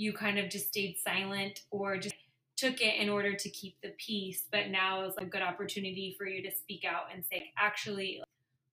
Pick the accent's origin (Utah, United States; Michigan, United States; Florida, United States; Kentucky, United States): Utah, United States; I grew up in Utah